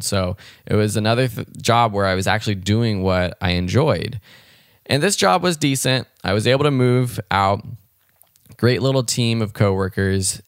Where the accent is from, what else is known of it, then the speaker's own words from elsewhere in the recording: Los Angeles, California, United States; I grew up in Los Angeles, California, out in the L A County area, and had a really great childhood